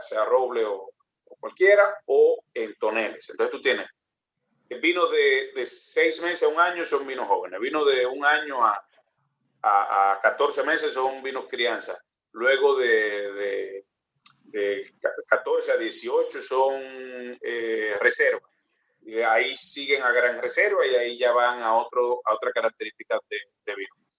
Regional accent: Dominican Republic

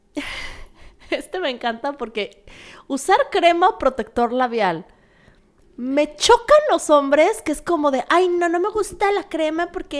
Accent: Mexico; moved away; como mexicana, cuando hablo de México y hablo en general de mi cultura

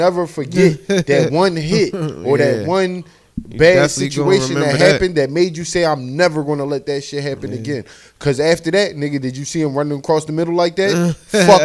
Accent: United States; I'm American

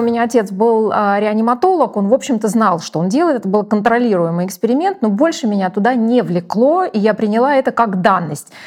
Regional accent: Ukraine; я росла э, в Украине

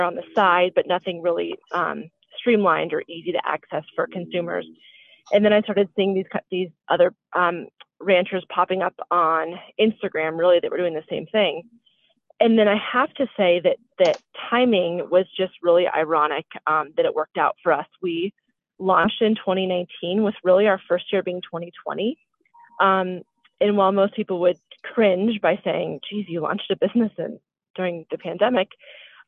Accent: Colorado, United States; also born or lived in Connecticut; I grew up in Colorado with horses

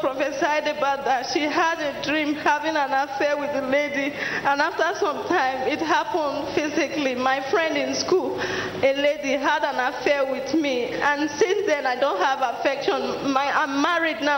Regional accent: Delta, Nigeria; I'm from Delta State

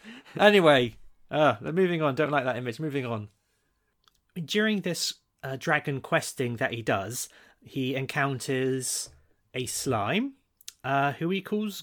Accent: Malaysia; I come from Malaysia.

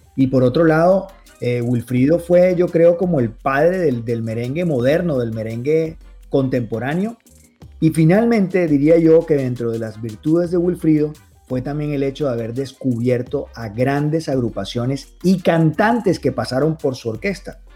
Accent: Barranquilla, Atlántico, Colombia; aquí a los carnavales de mi tierra

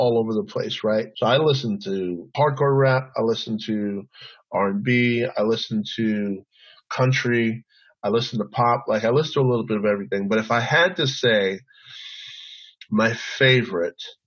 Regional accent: San Antonio, Texas, United States; I grew up in San Antonio

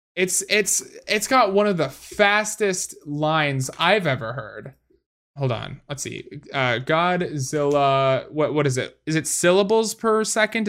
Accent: Wisconsin, United States; I, I come from Wisconsin, man.

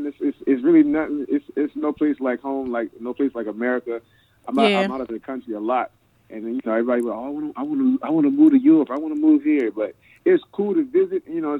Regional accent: Annapolis, Maryland, United States; I grew up in Annapolis, out there. Just a little past Bowie. You know, we the capital of Maryland. You know, everybody thinks it's Baltimore, but it's Annapolis. You know what I'm saying? But, yeah, grew up in Annapolis pretty much all my life.

